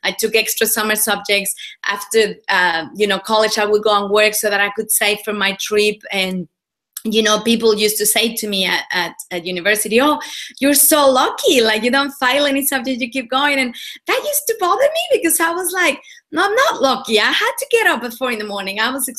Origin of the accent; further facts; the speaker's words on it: Mexico; now in Australia; Well, I'm originally from Mexico. I was born and bred over there. I've been in Australia for about 15 years, so the accent is all a little bit mixed now